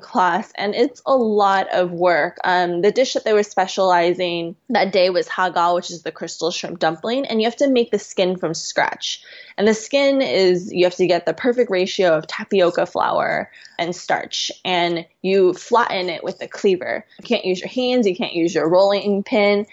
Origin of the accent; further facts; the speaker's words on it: West Coast, United States; now in southern China; I'm also from the West Coast.